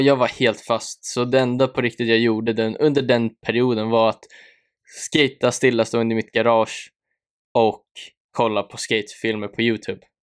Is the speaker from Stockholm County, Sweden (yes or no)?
yes; Nykvarn, Stockholm County, Sweden; also born or lived in Södertälje; där växte jag upp med min familj